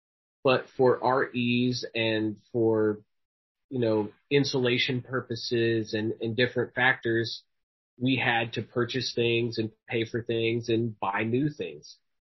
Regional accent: Midwest, United States; projects like this make me feel connected to my roots of that background as a Midwesterner.

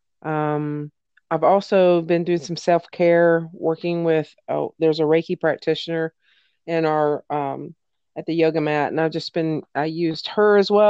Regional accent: Tennessee, United States; I was raised in Tennessee

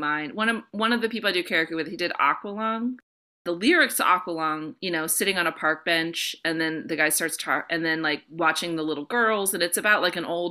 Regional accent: North Florida, United States; As a person growing up in North Florida with a family from Alabama

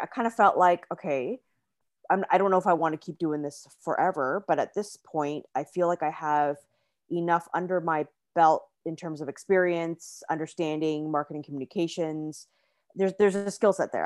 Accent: Canada; moved away as an adult; also born or lived in China / Singapore; originally born and raised in Canada

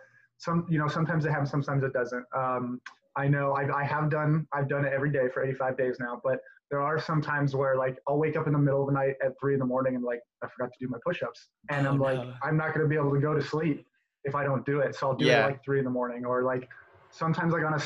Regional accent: Southern Nevada, United States; I'm originally from Southern Nevada

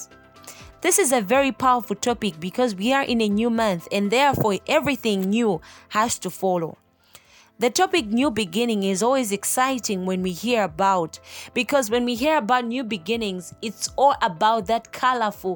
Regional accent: Malawi; I am from Malawi, the warm heart of Africa. I was born and raised in a family of three girls

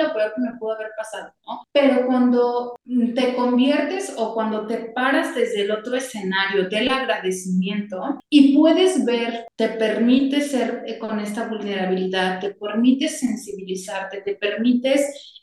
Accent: Mexico; como mexicanos tenemos

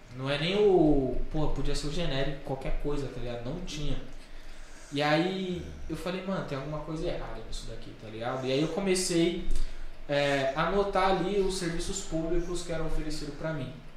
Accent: São Paulo, Brazil; a escola que eu me formei, no no ensino médio, tem uma matéria no SBT falando que é a pior, pior escola estadual da Zona Oeste

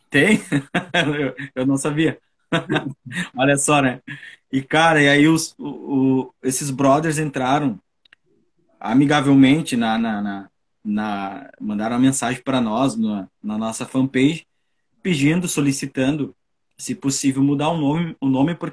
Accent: São Borja, Rio Grande do Sul, Brazil; moved away; que eu resolvi sair da, da minha cidade natal, chamada São, São Borja, terra dos presidentes de Getúlio Vargas, João Goulart.

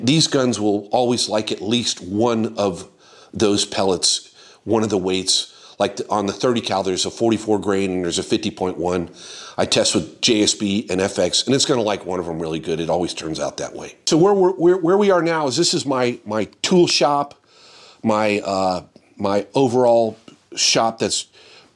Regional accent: Florida, United States; I grew up in Florida

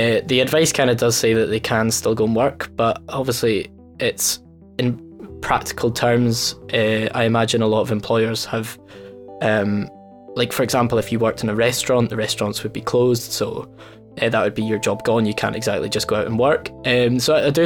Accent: Dumfries, Scotland, United Kingdom; I'm originally from Dumfries

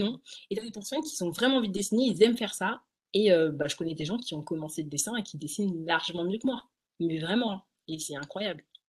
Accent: Essonne, Île-de-France, France; je suis en Ile-de-France, donc dans 91. Mmh j'ai tout fait sur 91, donc je suis née en 91.

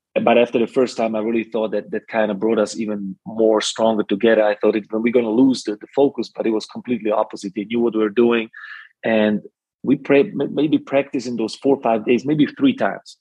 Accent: Slovakia; now in Germany; I was born in Czechoslovakia

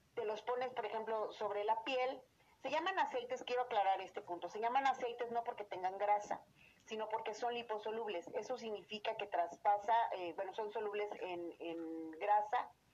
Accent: Querétaro, Mexico; Yo soy queretana de nacimiento

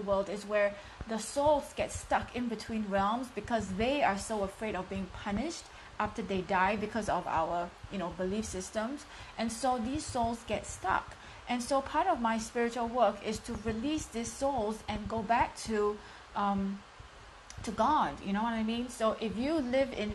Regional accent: Singapore; I am from Singapore, streaming in live from Singapore.

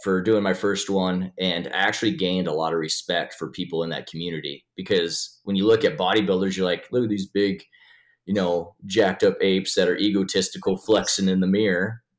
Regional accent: Sheridan, Wyoming, United States; also born or lived in Rozet, Wyoming; born and raised in Sheridan, Wyoming

